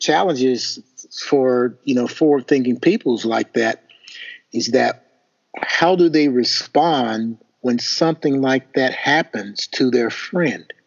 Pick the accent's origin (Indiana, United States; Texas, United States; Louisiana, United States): Indiana, United States; I'm from Indiana